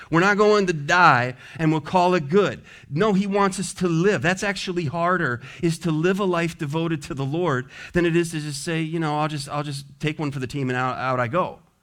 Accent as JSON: {"language": "English", "region": "the West", "country": "United States", "tie": "born or raised there", "moved": "yes", "lives_now": "Richmond, United States", "said": "I grew up in the West"}